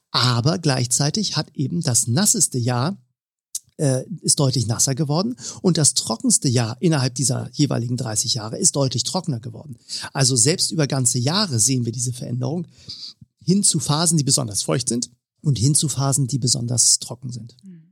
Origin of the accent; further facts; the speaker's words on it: Northern Germany, Germany; ich nehme mal äh, als Norddeutscher mal die Station Hamburg, die ich eben schon erwähnt habe, raus.